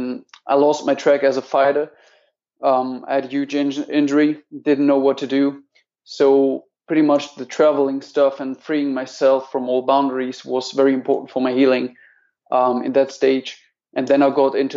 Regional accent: Menden, North Rhine-Westphalia, Germany; near Dortmund. It's called Menden. But nobody knows

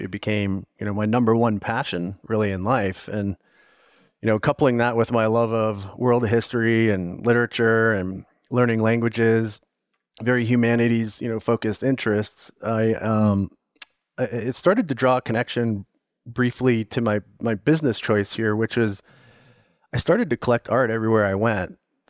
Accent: Jacksonville, Florida, United States; moved away as an adult; also born or lived in Minneapolis, United States / Dallas, United States; I'm originally from the Minneapolis area, and my family moved to Jacksonville, Florida when I was about 7, where I lived there till I was about 18.

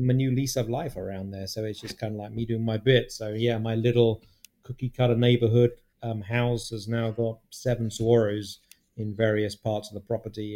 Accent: United Kingdom; moved away as an adult; now in United States; British people like gravy, right? We like gravy.

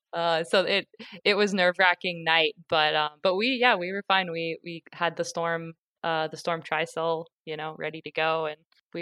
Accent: near Tampa, Florida, United States; I grew up in Florida, you know, near Tampa, the lightning capital of the world.

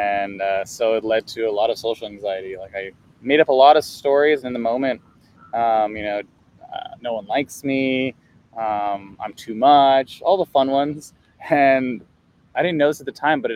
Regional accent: Culver City, California, United States; I grew up in Culver City

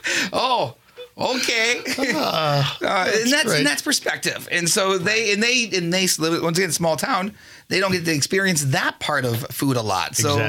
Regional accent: Minnesota, United States; I'm a Minnesotan.

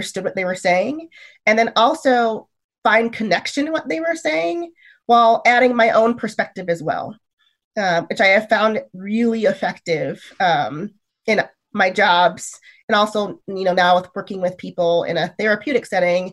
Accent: Michigan, United States; moved away as an adult; now in California, United States; my community that I grew up in Michigan is actually really diverse

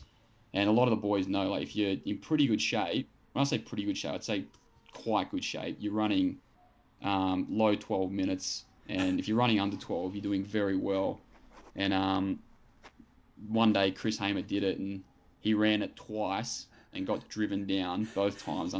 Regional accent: Shellharbour, New South Wales, Australia; also born or lived in Canberra; Yeah, so I grew up in Shell Harbour, which is about half an hour south of Wollongong. And yeah, I was actually born in Canberra, and then I moved there when I was about 2, and I've done all my growing up there

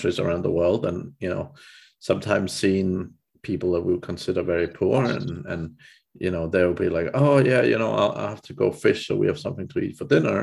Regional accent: Denmark; moved away; I'm from Denmark originally

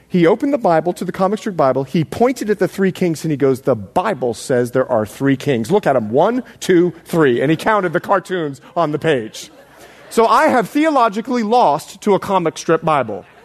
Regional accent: Bahamas; now in United States; I'm more Bahamian than I am American. I put this accent on for you people. now, listen. when I moved over from the Bahamas, I couldn't say dis, dat, and the other.

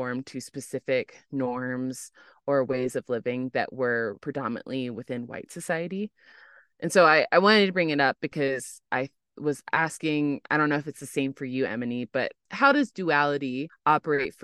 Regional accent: United States; as an American

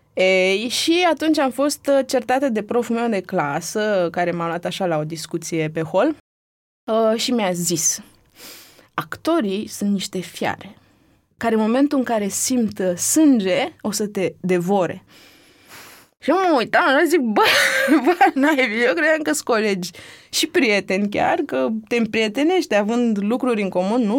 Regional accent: Romania; sunt din România

